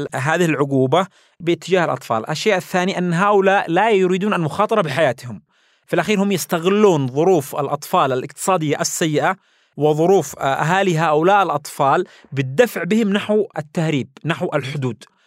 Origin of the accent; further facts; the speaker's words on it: Yemen; ونحن يمنيين